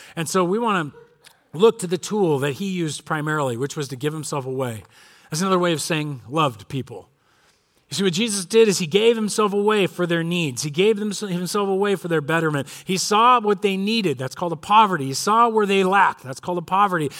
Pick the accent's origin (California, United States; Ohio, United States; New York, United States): California, United States; Corona; I grew up in Corona, and my dad grew up in Corona.